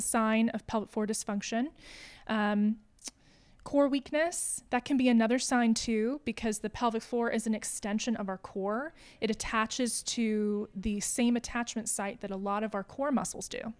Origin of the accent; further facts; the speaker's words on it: Johnson City, Tennessee, United States; also born or lived in Asheville, North Carolina; I was born in Asheville, but, uh, my family moved around a little bit growing up, and then we kinda settled here in Johnson City